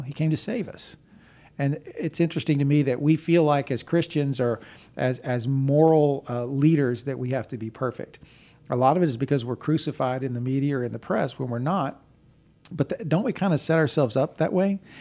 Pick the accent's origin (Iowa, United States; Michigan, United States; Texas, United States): Texas, United States; I grew up in Texas.